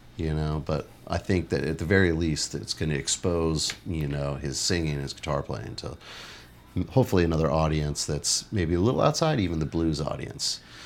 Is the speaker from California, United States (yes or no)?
yes; Los Angeles, California, United States; moved away as an adult; also born or lived in Santa Cruz, California; now in New Orleans, United States; I'm from Los Angeles, and I moved to Santa Cruz, California